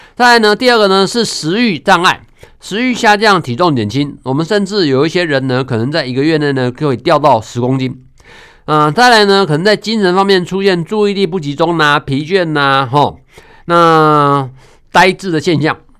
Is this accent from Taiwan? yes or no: yes; Taiwan; 我们台湾